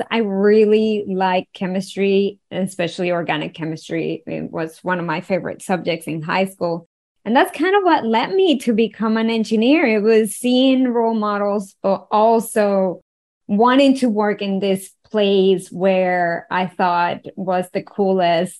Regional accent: Venezuela; I was born and raised in Venezuela, and growing up in an oil-rich country

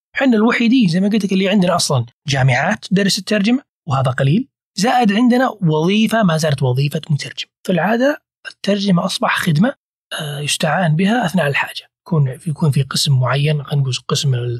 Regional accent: Saudi Arabia; أنا كسعودي

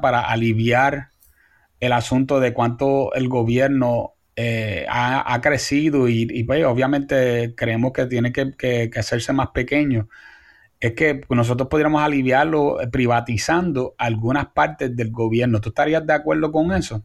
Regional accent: Puerto Rico; nosotros como puertorriqueños

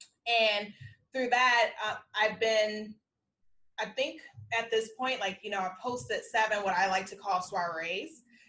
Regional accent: South Holland, Illinois, United States; I'm like, I'm from Chicagoland because I grew up in South Holland.

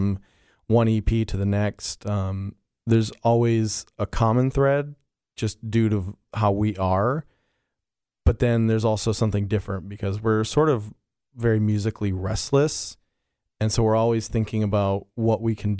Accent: North Dakota, United States; I'm from North Dakota.

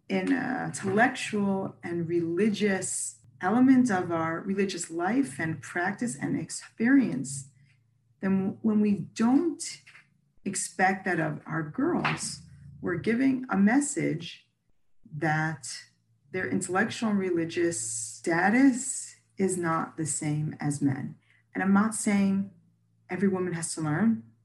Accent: United States; now in Israel; I'm American originally

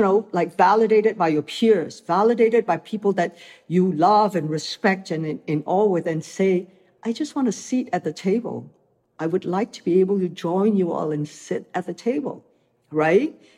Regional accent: Malaysia; moved away as an adult; also born or lived in Hong Kong; I came from Malaysia, where I grew up watching mm-hmm. movies that were international

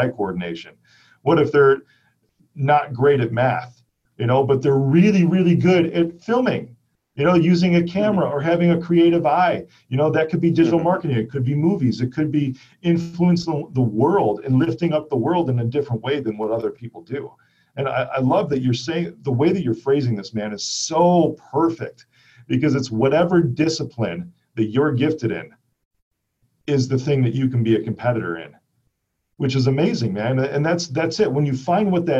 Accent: Chicago, Illinois, United States; I'm from Chicago

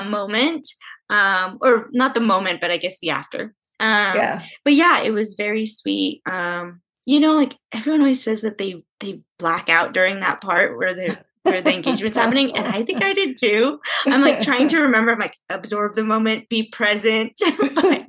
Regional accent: San Diego, California, United States; I'm from San Diego

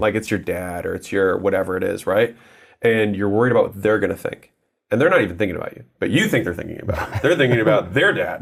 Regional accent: United States; I was born in America

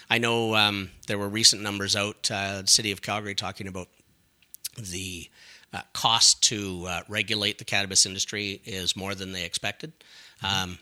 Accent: Scotland, United Kingdom; now in Canada; and again, being Scottish um, and pretty tight with money, it's still interesting to me that we have so many uh, small communities in Ontario that are saying no to retail

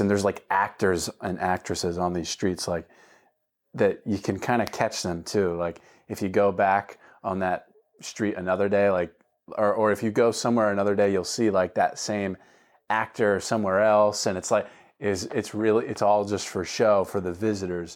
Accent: Florida, United States; moved away as an adult; also born or lived in Montgomery County, Pennsylvania; now in Delaware County, Pennsylvania, United States; I'm from Florida

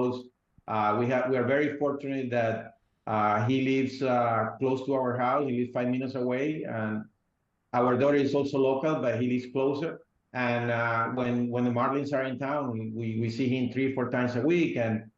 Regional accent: Venezuela; moved away; I grew up in Venezuela

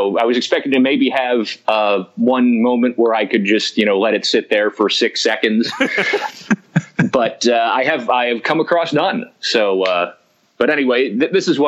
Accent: Lancaster, Pennsylvania, United States; growing up in Lancaster, we got Channel 6 from Philly and we got Channel 21 from Harrisburg

